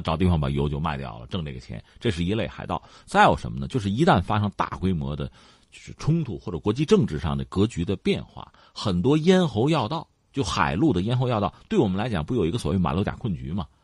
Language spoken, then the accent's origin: Chinese; China; 我们中国人